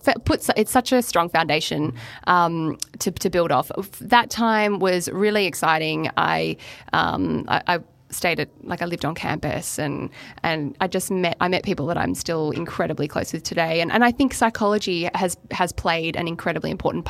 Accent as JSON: {"language": "English", "town": "Melbourne", "region": "Victoria", "country": "Australia", "also_born_or_lived": "Queensland", "moved": "as an adult", "said": "I'm from Melbourne"}